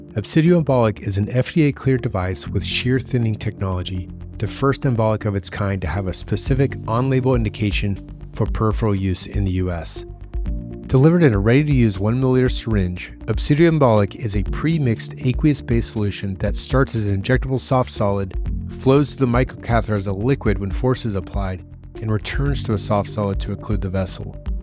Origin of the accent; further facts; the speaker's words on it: Ohio, United States; As a fellow Midwesterner, I'm from Ohio